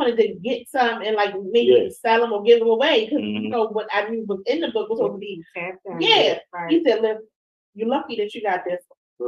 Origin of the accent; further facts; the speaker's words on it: Quantico, Virginia, United States; I'm from Quantico.